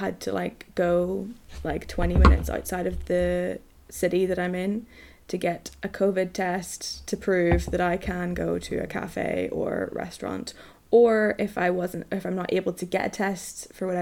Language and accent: English; Northern Ireland, United Kingdom; I'm from Northern Ireland. And being from Northern Ireland presents its own certain difficulties.